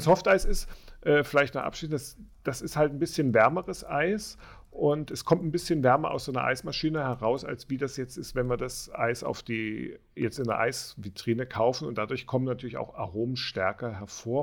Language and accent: German; Dresden, Saxony, Germany; moved away; also ich komme ja auch aus dem Osten, ursprünglich aus Dresden